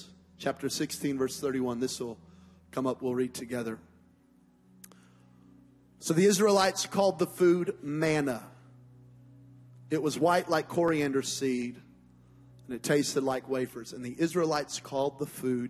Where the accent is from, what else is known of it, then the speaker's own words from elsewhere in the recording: Las Vegas, Nevada, United States; I'm from Las Vegas, Nevada, and it's the desert